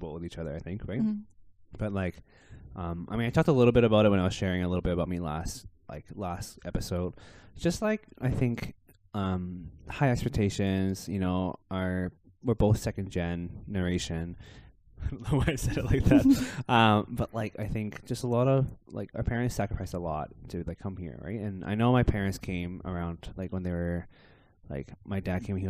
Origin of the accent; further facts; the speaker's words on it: Victoria, British Columbia, Canada; I was born and raised in Victoria, in Canada